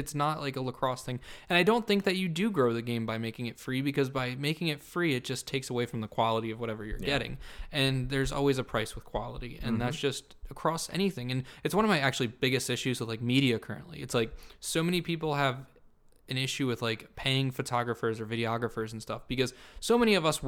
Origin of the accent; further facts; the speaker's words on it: Cumberland County, New Jersey, United States; I'm from Cumberland County, New Jersey.